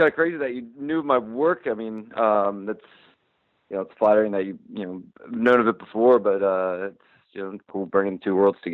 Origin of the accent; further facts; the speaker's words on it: Wilmington, Delaware, United States; I grew up in Wilmington, Delaware